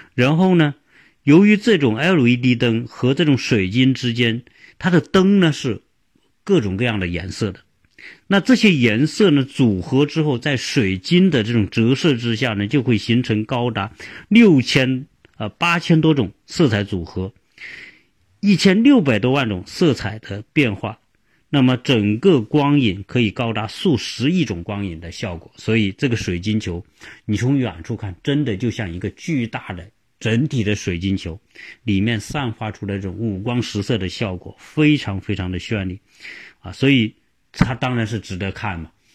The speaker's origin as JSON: {"language": "Chinese", "country": "China", "said": "我们中国人"}